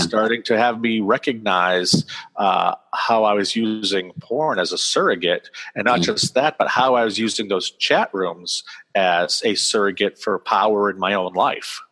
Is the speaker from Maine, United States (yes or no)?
yes; Auburn, Maine, United States; my hometown, why can't where I live now